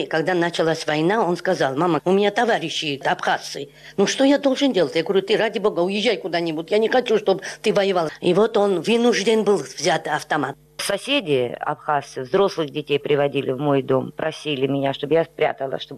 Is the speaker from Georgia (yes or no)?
yes; Ochamchire, Abkhazia, Georgia; born there; Я родилась в Ачамчире